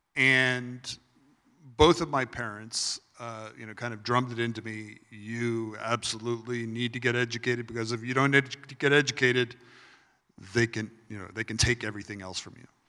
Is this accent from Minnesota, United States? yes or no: no; Los Angeles, California, United States; I'm actually originally from Los Angeles, California. So you know I do love LA. uh, and actually uh, grew up in the San Fernando Valley